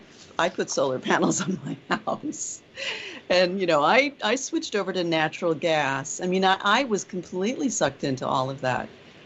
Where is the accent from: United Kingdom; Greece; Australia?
Greece; I grew up in Greece, and I went to an American school there